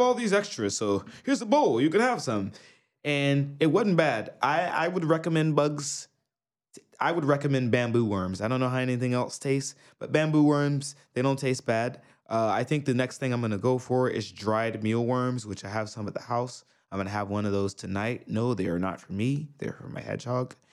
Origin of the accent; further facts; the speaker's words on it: New York, United States; now in Japan; I'm from New York